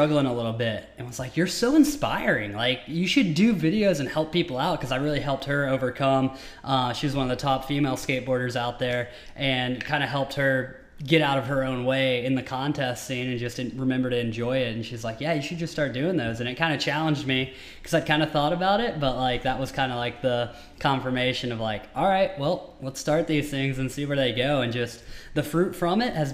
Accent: Tennessee, United States; now in Southern California, United States; I grew up in Tennessee

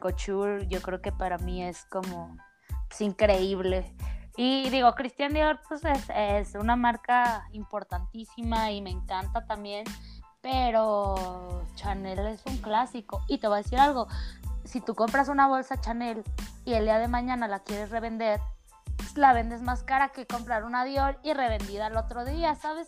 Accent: Mexico; soy mexicana

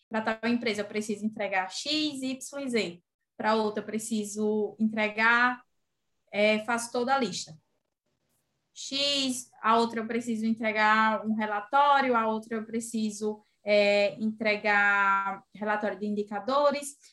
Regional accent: Sergipe, Brazil; tenho 24 anos, venho de Sergipe, pelo sotaque já dá para perceber, né? Arrastado.

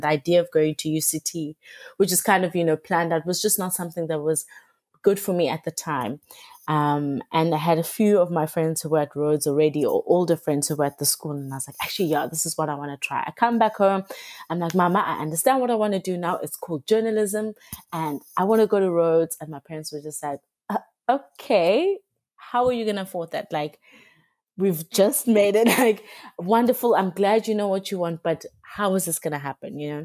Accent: Cape Town, Western Cape, South Africa; I've grown up in Cape Town all my life.

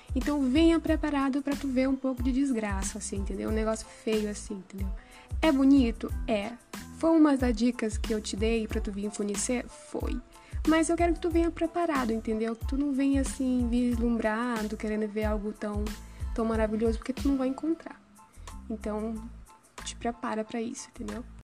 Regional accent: Maranhão, Brazil; also born or lived in São José de Ribamar; sou maranhense

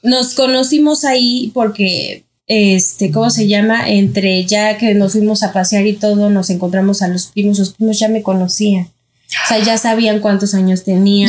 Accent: Mexico City, Mexico; yo soy de aquí de la Ciudad de México

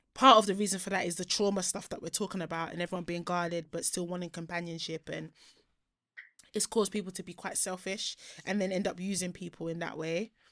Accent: Nigeria; now in United Kingdom; my home country

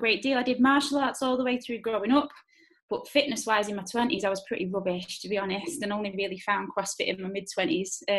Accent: Wigan, North West England, United Kingdom; I'm 31, I'm from Wigan.

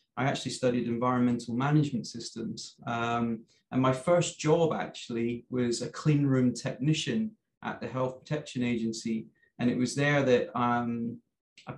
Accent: Scotland, United Kingdom; I'm from Scotland

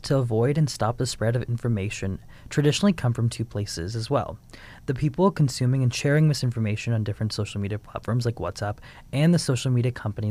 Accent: Phoenix, Arizona, United States; I'm from Phoenix, Arizona.

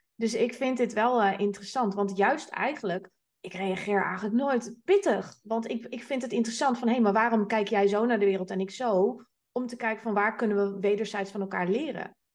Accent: Amsterdam, North Holland, Netherlands; ik ben Amsterdamse

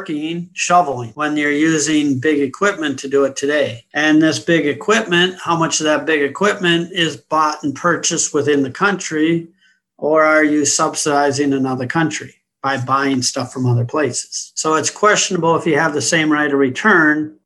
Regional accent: United States; also born or lived in London; I'm an American. I was born and raised in the U.S.

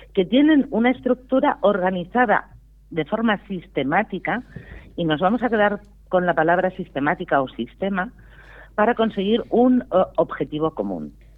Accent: Priorat, Catalonia, Spain; un maravilloso vino de mi tierra

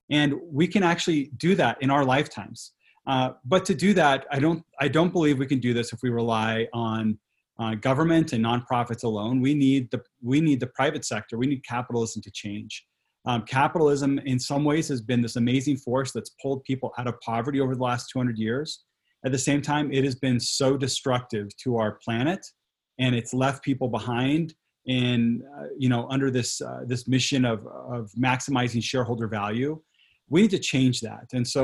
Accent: Quito, Pichincha, Ecuador; moved away; I grew up in Latin America and Ecuador, where I spent part of my childhood and teenage years. My family lived in Quito, the capital city

